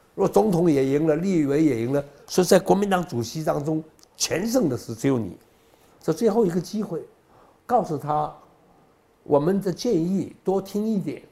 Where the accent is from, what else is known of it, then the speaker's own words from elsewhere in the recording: South Korea; now in Taiwan; 我从韩国来的